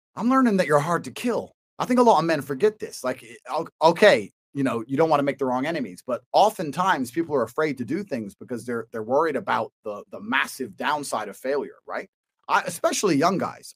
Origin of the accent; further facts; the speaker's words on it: Washington, District of Columbia, United States; moved away; So I was born here in DC.